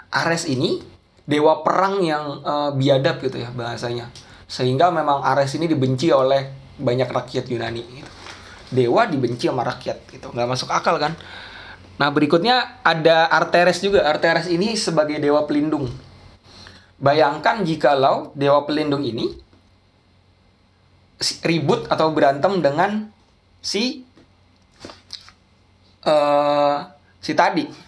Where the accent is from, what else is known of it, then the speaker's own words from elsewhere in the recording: Special Region of Yogyakarta, Indonesia; di kampung saya bahkan di dekat Gunung Kidul itu yang mengaku agamanya apa saya Islam kejawen dengan uh, dengan PD-nya gitu